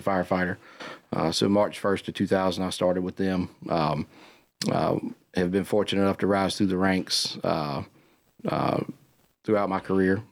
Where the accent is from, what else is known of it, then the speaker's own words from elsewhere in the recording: Cornelius, North Carolina, United States; I grew up on Zion Street in Cornelius